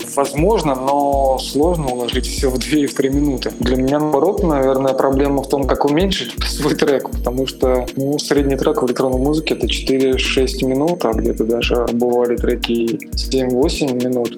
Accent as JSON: {"language": "Russian", "town": "Samara", "region": "Samara Oblast", "country": "Russia", "tie": "born or raised there", "said": "в родном городе городе, это город Самара"}